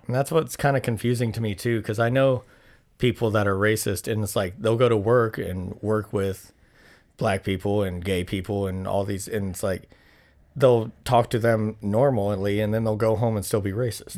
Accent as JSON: {"language": "English", "country": "United States"}